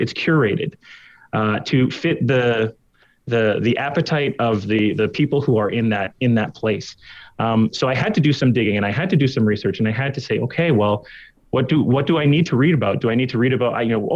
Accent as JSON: {"language": "English", "town": "Montreal", "region": "Quebec", "country": "Canada", "tie": "born or raised there", "also_born_or_lived": "the Prairies", "moved": "yes", "said": "growing up in Montreal, very diverse community"}